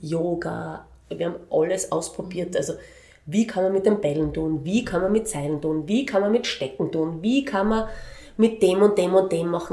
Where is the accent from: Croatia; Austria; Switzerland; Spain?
Austria; Graz, Styria; moved away as an adult; also born or lived in Vienna / Linz; erste Klasse Volksschule habe ich in Wien gemacht mhm. und dann bin ich in Graz gewesen